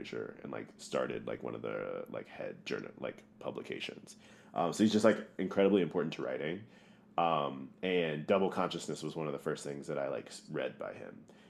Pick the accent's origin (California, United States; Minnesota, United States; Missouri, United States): Missouri, United States; Growing up in Missouri, it's very segregated.